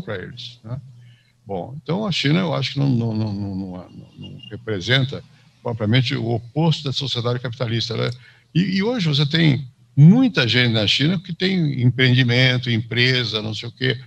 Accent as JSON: {"language": "Portuguese", "region": "São Paulo", "country": "Brazil", "tie": "born or raised there", "also_born_or_lived": "Rio de Janeiro, Brazil / France / United States", "said": "eu nasci no Rio, vim para São Paulo para bastante criança"}